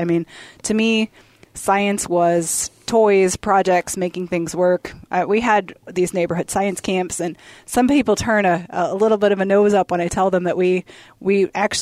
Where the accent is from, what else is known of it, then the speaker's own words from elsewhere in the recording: Akron, Ohio, United States; Akron, Ohio. So rubber capital